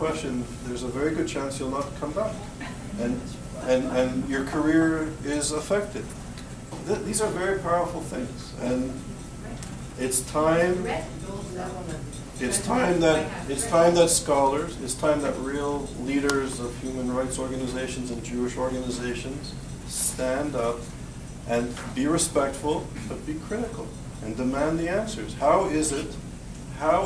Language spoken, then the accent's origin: English; Canada; moved away; also born or lived in Europe / Israel; growing up in Canada and living in Europe and Israel